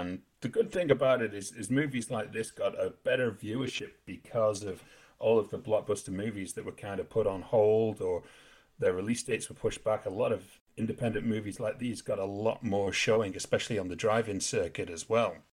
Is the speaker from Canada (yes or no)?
no; England, United Kingdom; We're English.